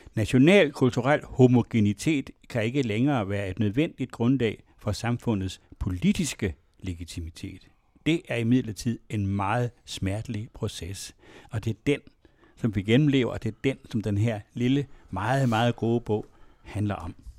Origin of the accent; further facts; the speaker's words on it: West Jutland, Central Denmark Region, Denmark; der, hvor jeg kommer fra, som er fra et øh, miljø i Vestjylland, som var indremissionsk